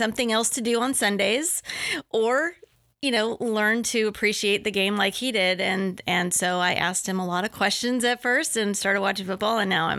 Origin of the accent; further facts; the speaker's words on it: San Diego, California, United States; moved away; I'm from San Diego.